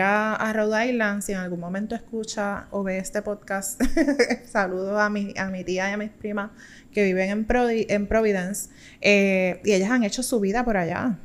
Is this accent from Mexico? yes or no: no; Puerto Rico